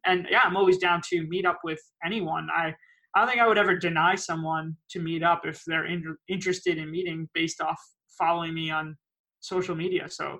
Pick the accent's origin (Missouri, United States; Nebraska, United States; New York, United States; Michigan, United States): New York, United States; moved away as an adult; now in Shenzhen, China; When I go to America, I'm from New York, so I'm just going to hang out in New York for a few weeks probably.